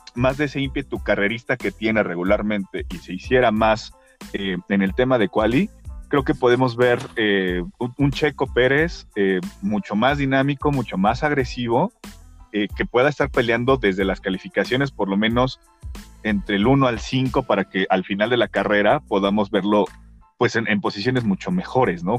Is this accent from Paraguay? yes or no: no; Mexico; como mexicanos